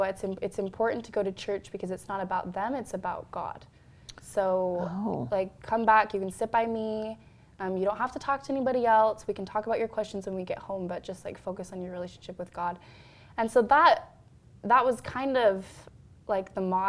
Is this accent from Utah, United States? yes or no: yes; Salt Lake City, Utah, United States; I'm from Salt Lake City, so I'm predominantly Latter-day Saint environment, big wards